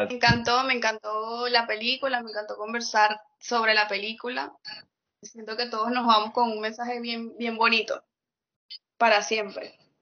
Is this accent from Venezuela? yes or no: yes; Venezuela; moved away; me fui de Venezuela